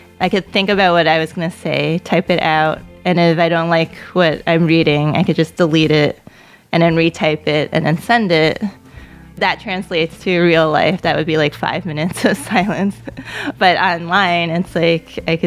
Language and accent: English; New York City, New York, United States; first language Cantonese; English is a second language; I was born in Queens. My parents were from China. Growing up, they would speak to me in Cantonese because they knew that it was easy for me to pick up English just by growing up in the neighborhood